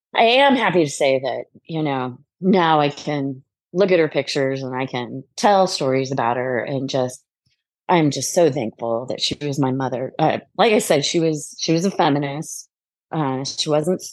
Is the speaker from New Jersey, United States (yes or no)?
no; Southern California, United States; I was born and I grew up in Southern California